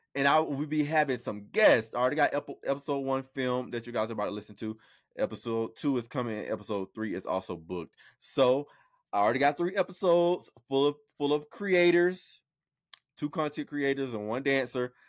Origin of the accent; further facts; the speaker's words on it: Florida, United States; now in Atlanta, United States; I was born and raised in Florida